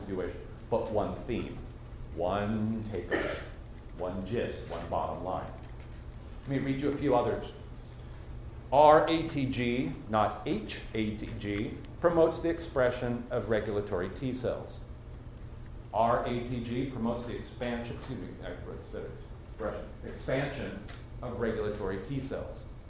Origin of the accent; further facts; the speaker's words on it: Washington, District of Columbia, United States; I'm from Washington, D.C.